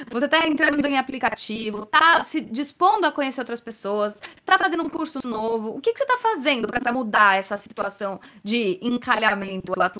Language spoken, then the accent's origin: Portuguese; Minas Gerais, Brazil; Primeiramente … sou de Minas Gerais